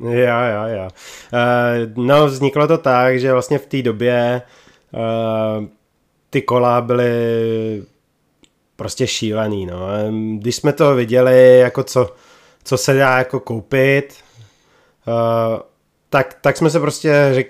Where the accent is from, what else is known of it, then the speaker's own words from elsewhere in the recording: Krnsko, Central Bohemian Region, Czechia; No, já jsem původem z Krnska.